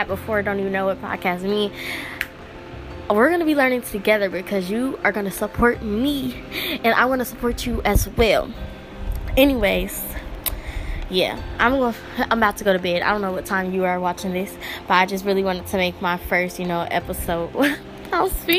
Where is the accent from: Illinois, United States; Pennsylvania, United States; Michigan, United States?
Illinois, United States; Chicago; now in Decatur, United States; I was born in Chicago, and now I live in Decatur, Illinois